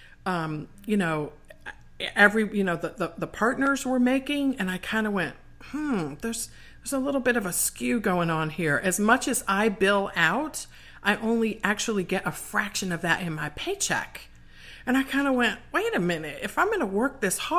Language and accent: English; Washington, District of Columbia, United States; my hometown of DC.